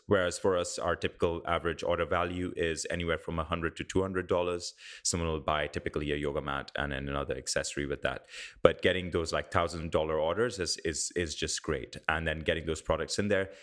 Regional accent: India; now in New Zealand; I grew up in India

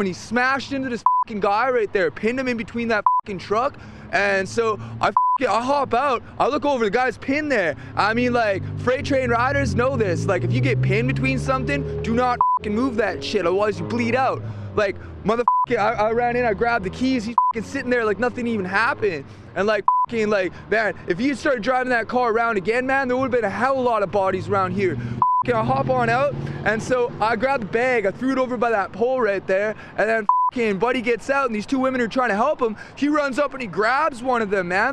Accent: Sophia, West Virginia, United States; moved away; also born or lived in Dogtown; Sophia, West Virginia.

